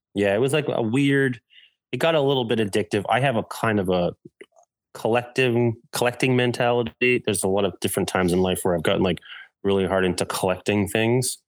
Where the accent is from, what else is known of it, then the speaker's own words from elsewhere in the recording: Massachusetts, United States; moved away as an adult; also born or lived in Orlando, Florida; now in Chicago, United States; my home, Massachusetts